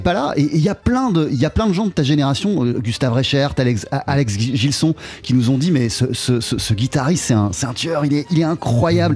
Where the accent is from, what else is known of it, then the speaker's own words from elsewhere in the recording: Montpellier, Occitania, France; J'étais au conservatoire, à, je viens de Montpellier, donc j'étais à Montpellier